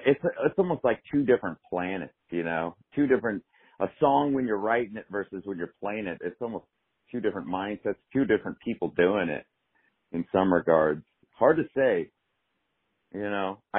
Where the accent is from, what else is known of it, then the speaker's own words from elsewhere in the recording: San Diego, California, United States; I grew up in San Diego